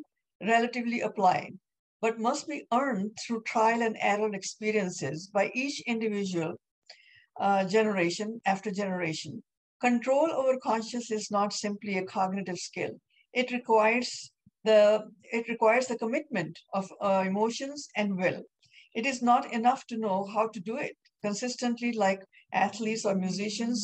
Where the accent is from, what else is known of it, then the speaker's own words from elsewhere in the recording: India; I'm Indian